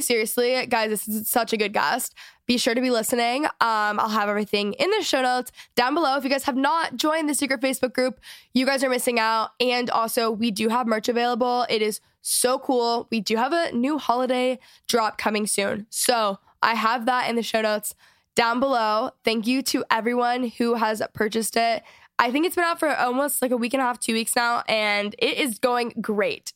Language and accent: English; Dallas, Texas, United States; moved away; I'm from Dallas